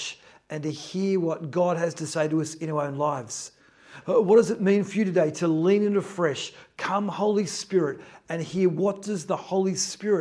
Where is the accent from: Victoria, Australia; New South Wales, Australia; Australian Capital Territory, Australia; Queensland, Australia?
New South Wales, Australia; Newcastle; now in Melbourne, Australia; I grew up in Newcastle. I lived near the ocean.